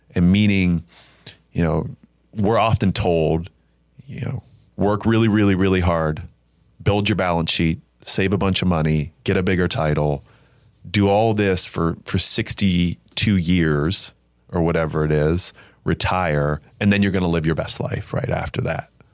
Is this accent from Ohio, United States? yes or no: yes; Alliance, Ohio, United States; I'm born and raised in Northeast Ohio, um, from Alliance, Ohio